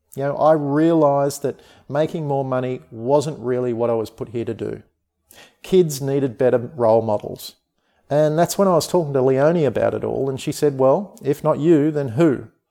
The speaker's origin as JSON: {"language": "English", "country": "Australia", "said": "I'm an Australian. I live on the amazing sunshine coast of Australia"}